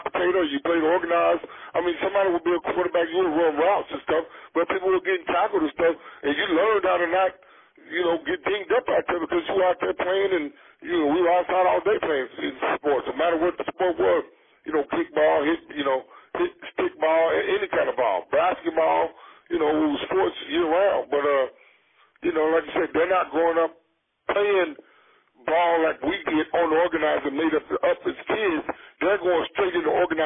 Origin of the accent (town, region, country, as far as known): the South, United States; born or raised there